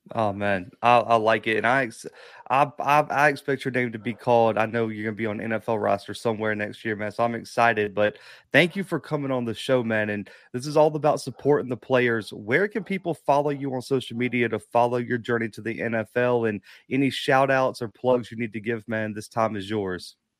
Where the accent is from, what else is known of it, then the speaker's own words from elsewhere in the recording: the South, United States; I'm from the South